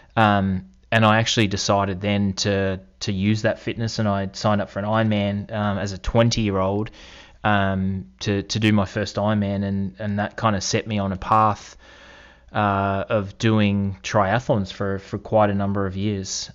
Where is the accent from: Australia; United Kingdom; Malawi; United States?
Australia; moved away; also born or lived in Toronto; growing up in Australia